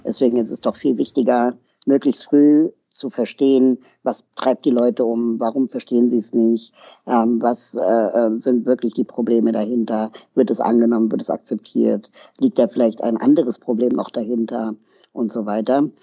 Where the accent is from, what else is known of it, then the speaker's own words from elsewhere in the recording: Berlin, Germany; also born or lived in Lima, Peru; ich komme aus Berlin